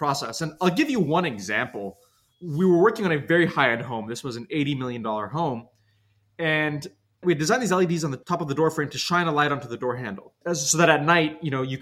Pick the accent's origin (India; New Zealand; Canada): Canada; Toronto, Ontario; moved away as an adult; also born or lived in New York; now in Los Angeles, United States; I grew up in Toronto, and then I moved to New York to study